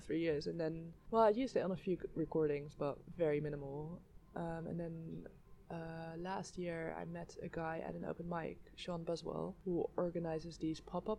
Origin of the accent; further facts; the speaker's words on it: Netherlands; moved away as an adult; now in London, United Kingdom; I grew up in Holland